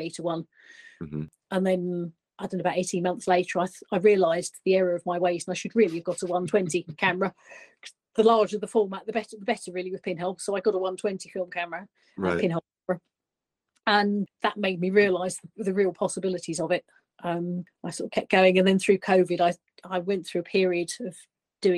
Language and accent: English; near Goodwood, South East England, United Kingdom; growing up near Goodwood, we used to pop up to the circuit